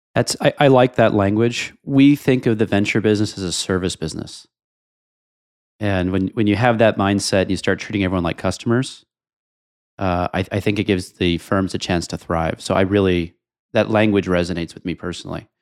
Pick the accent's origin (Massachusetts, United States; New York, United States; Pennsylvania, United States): New York, United States; New York City; I'm a New Yorker